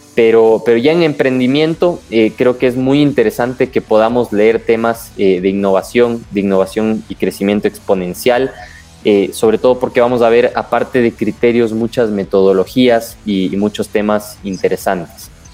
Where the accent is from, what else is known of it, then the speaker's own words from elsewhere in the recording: Ecuador; los defectos que tenemos como ecuatorianos